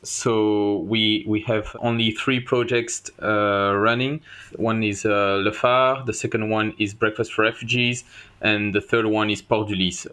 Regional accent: Ireland; now in Brussels, Belgium; I'm from Ireland

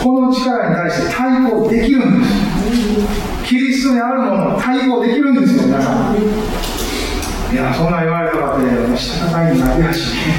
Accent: Japan; 日本という私たちが生まれ育った国

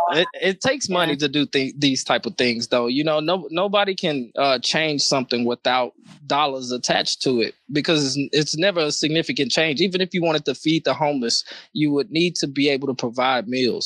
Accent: Nacogdoches, Texas, United States; now in Austin, United States; my hometown of Nacogdoches, Texas

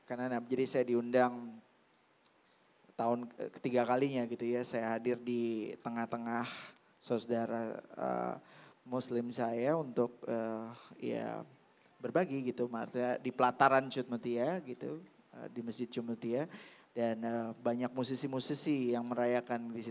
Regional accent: Jakarta, Indonesia; saya lahir besar di Jakarta dan uh, kakek saya oma saya nenek saya ya sudah mengajarkan keberagaman itu

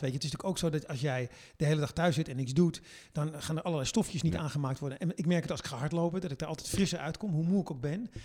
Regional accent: Netherlands; wij reageren anders

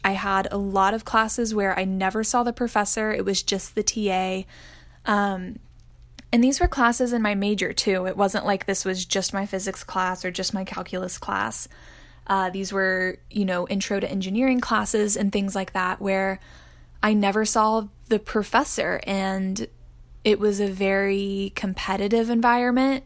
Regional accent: Austin, Texas, United States; I am originally from Austin, Texas.

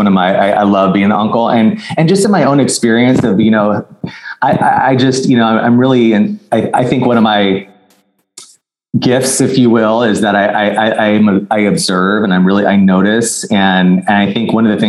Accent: Arizona, United States; now in Los Angeles, United States; I live in Los Angeles, I'm from Arizona

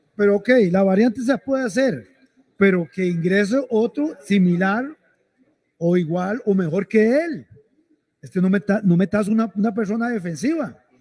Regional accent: Costa Rica; como tico que es uno

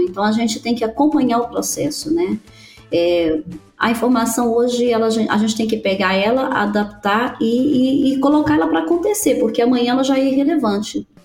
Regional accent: Brazil; moved away as an adult; also born or lived in United States; quando a gente saiu do Brasil

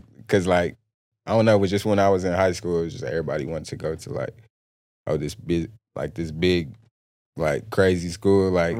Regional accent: Plainview, Texas, United States; I grew up in a small town, Plainview, Texas. It's by Lubbock, Texas Lubbock.

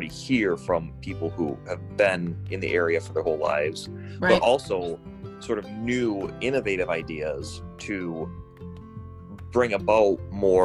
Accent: Hawks, Michigan, United States; moved away as an adult; now in Farmington, United States; I was born and raised in Hawks, Michigan

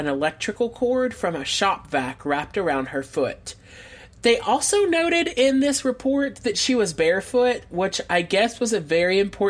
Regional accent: the Bible Belt, United States; we grew up in the Bible Belt.

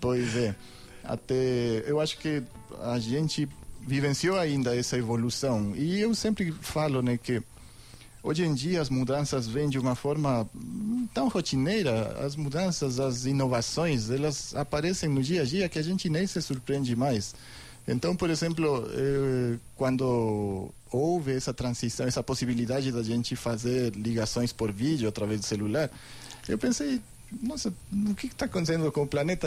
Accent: Ecuador; Portuguese is a second language; moved away as an adult; now in Brazil; Eu sou equatoriano.

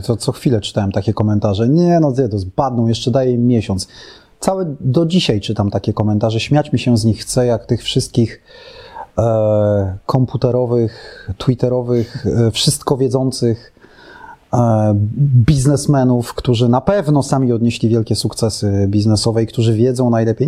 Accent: Warsaw, Masovian Voivodeship, Poland; No ja jestem z Warszawy, więc i tak byłem z, z dużego polskiego miasta

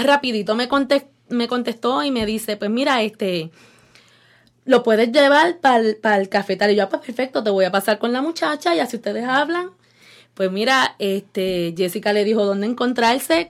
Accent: Yauco, Puerto Rico; moved away as an adult; now in Cleveland, United States; llevo 20 años aquí en Cleveland, Ohio, y soy una jibarita de Yauco.

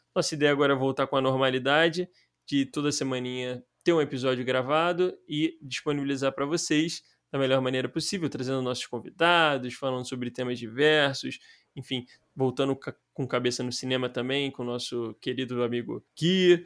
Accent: Rio de Janeiro, Brazil; A gente somos cariocas e tal, mas a gente nunca tinha morado fora

